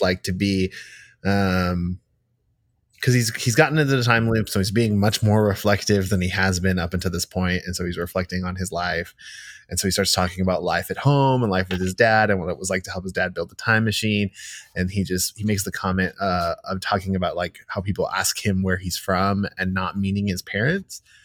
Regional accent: United States; I was born here. I've lived here my entire life.

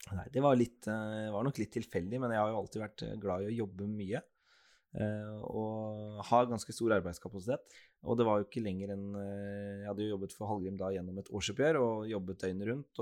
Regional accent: Skien, Telemark, Norway; also born or lived in Bergen; Jeg er jo en ordentlig Gjerpen-gutt, jeg. Så jeg er født og oppvokst på, på Gjerpen

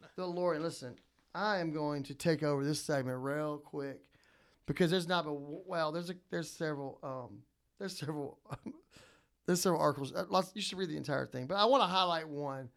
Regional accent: New Orleans, Louisiana, United States; I'm from New Orleans

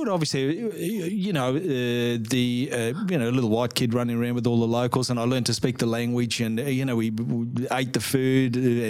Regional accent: Port Moresby, National Capital District, Papua New Guinea; born there; I was born in Port Moresby, New Guinea, one of five kids. So my very first memory is really running around the jungle as a little kid.

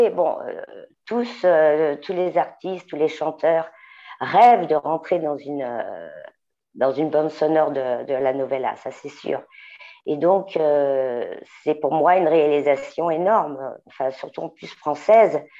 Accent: Paris, Île-de-France, France; Bon, ben, je suis parisienne, née à Montmartre, chanteuse, auteure, compositrice

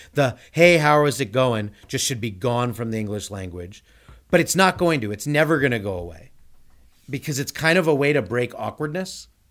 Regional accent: Glendale, California, United States; I grew up in Glendale

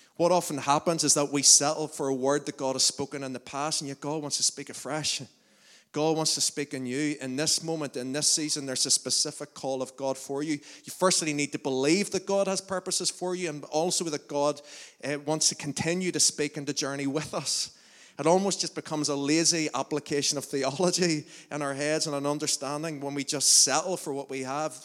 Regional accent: Lurgan, Northern Ireland, United Kingdom; we're all from Lurgan

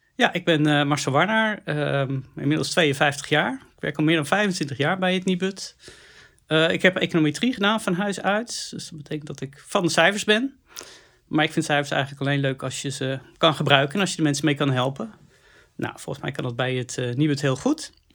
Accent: Netherlands; we als Nederlanders

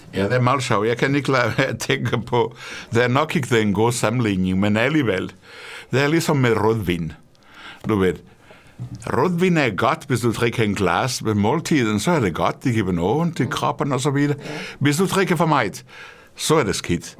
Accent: Portugal; Danish is a second language; moved away as an adult; now in Denmark; Portugal, hvor jeg kommer fra

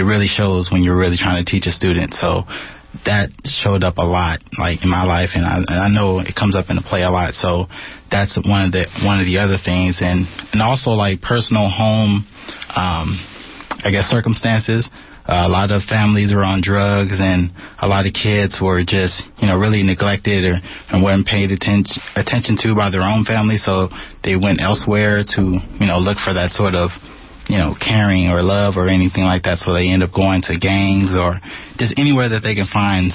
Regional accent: Oakland, California, United States; also born or lived in Reno; I grew up all around Oakland. I lived in the West and the East, and then I moved to Reno

